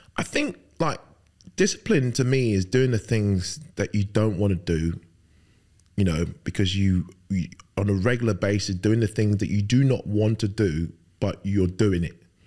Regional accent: London, United Kingdom; also born or lived in Lagos, Nigeria; spent best, best part of my life growing up in London, uh, most of it in Fulham

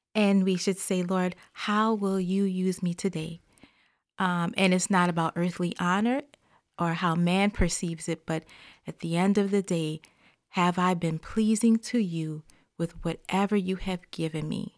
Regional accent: the South, United States; growing up in the South, uh, and in the African-American church

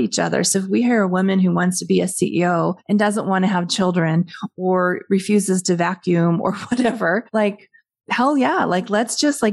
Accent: Western Canada, Canada; I'm from Western Canada

